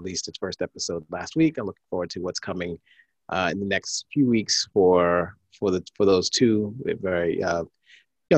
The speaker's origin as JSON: {"language": "English", "town": "New York City", "region": "New York", "country": "United States", "said": "we're from New York City"}